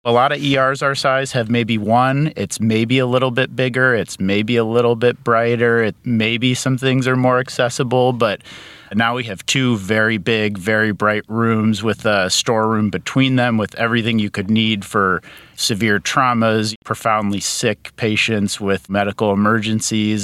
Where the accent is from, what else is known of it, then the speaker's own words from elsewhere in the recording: suburbs of Chicago, Illinois, United States; moved away; I grew up in Illinois, suburbs of Chicago